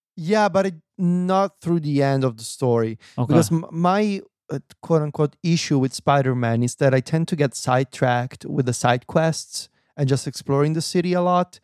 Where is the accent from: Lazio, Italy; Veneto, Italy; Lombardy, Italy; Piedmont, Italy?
Lazio, Italy; Viterbo; now in Rome, Italy; my hometown in Viterbo